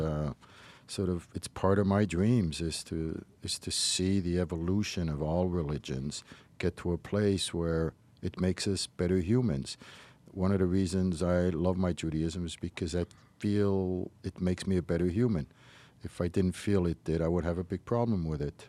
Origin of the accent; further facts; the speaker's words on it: Morocco; moved away; I was raised in Morocco